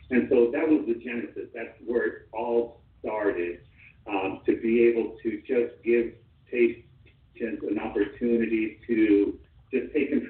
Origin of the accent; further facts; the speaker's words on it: Los Angeles, California, United States; I was born and raised in Hollywood.